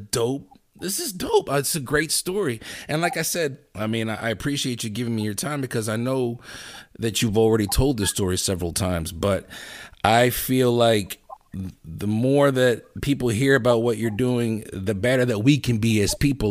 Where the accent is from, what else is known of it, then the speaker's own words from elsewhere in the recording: Lancaster, Pennsylvania, United States; I grew up in Lancaster